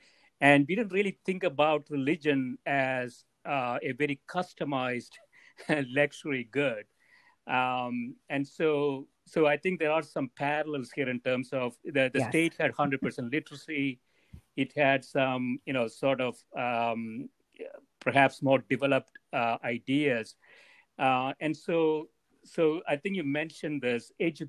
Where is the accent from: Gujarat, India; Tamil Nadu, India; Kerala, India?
Kerala, India; English is a second language; I am. Oh, okay. Right in the middle.